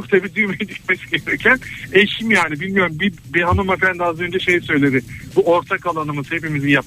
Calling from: Istanbul, Turkey; … ben İstanbul'dan.

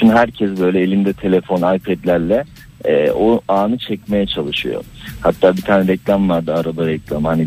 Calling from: Istanbul, Turkey

